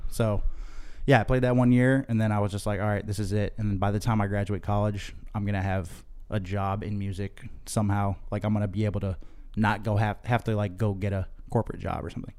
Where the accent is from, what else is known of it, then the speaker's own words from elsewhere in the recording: Chicopee, Massachusetts, United States; moved away as an adult; also born or lived in Boston, Massachusetts; now in Los Angeles, United States; where I grew up in Western Massachusetts.